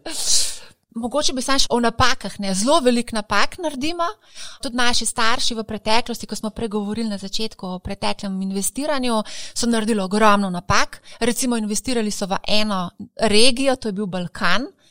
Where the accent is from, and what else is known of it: Slovenia